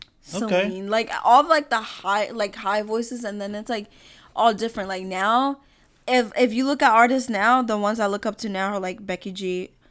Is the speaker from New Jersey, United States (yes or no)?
no; Philadelphia, Pennsylvania, United States; And then we're actually from Philly.